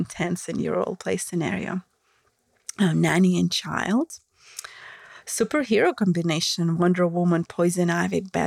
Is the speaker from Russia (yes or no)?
yes; Russia; accent: Russian; English is a second language; my Russian accent